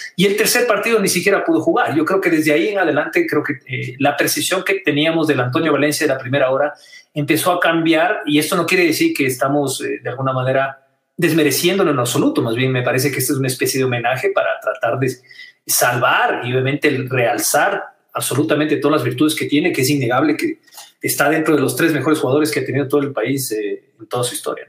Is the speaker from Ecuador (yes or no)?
yes; Ecuador; como ciudadano ecuatoriano, como deportista